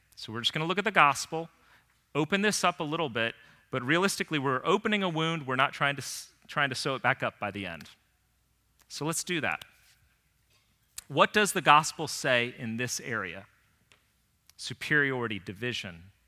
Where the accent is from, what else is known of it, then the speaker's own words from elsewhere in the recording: Northern Virginia, United States; growing up in Northern Virginia